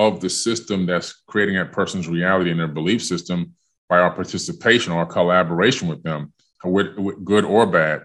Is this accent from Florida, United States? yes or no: yes; Miami, Florida, United States; also born or lived in New York City, New York; I was born in New York, and then my parents decided when I was only six, just about to turn seven, to move to Miami, Florida.